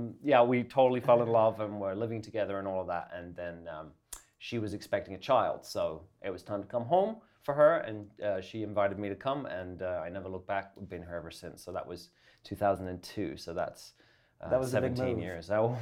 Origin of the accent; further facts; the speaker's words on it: Essex, East of England, United Kingdom; moved away as an adult; also born or lived in London, England; now in Canada; England. I'm from England